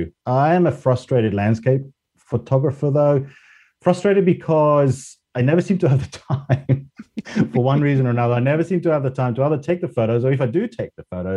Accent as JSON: {"language": "English", "country": "Spain", "tie": "born or raised there", "also_born_or_lived": "Australia", "second_language": "English", "moved": "as an adult", "lives_now": "United Kingdom", "said": "So I was, I guess, born and raised in Spain, went to university in Australia, and then stayed there for 25 years before moving back to Europe and settling back here in the UK for the last 10 years."}